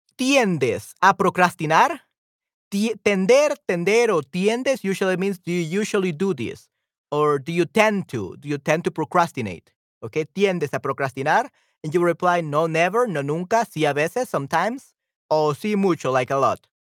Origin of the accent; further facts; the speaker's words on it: El Salvador; en mi, en mi país, en El Salvador